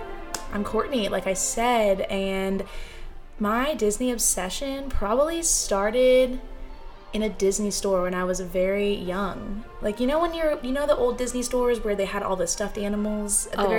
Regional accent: England, United Kingdom; now in United States; I'm not from the United States. I was born in England, and now I live in the U.S., and my family's from there.

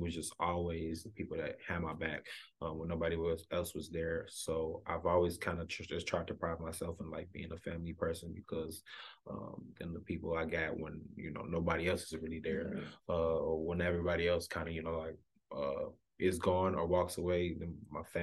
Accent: Chicago, Illinois, United States; also born or lived in Alabama; Grew up on the south side of Chicago

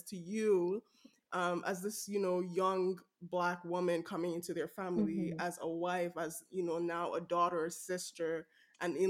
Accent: Benin City, Edo, Nigeria; accent: Nigerian; now in Canada; I'm Nigerian from Edo State, Benin City, and I've been to a couple of Benin weddings. I've been there as my Nigerian accent is speaking out right now.

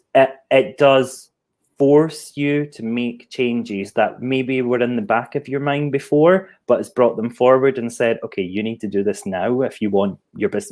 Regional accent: Scotland, United Kingdom; moved away as an adult; now in Hastings, United Kingdom; I'm not from the Southeast, if you didn't tell that from my accent. I'm an export from Scotland, and I'm currently living in Hastings.

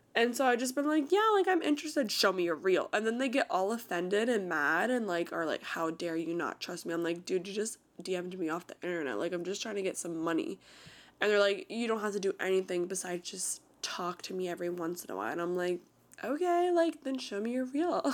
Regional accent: Florida, United States; born or raised there

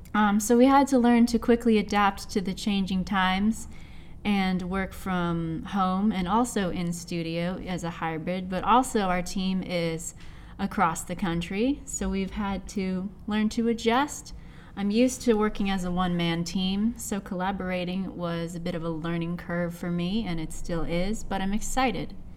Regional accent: Seattle, Washington, United States; I am born and raised in Seattle, Washington, under the clouds.

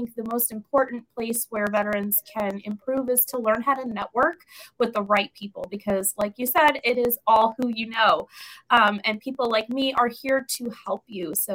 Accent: New York, United States; moved away as an adult; also born or lived in Florida / Tennessee / South Carolina; now in California, United States; I'm from New York originally.

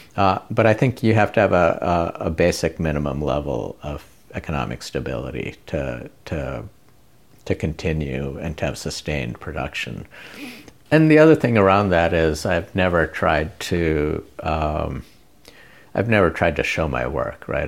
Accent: India; moved away; I grew up in India, went to a school run by Jesuits from Spain

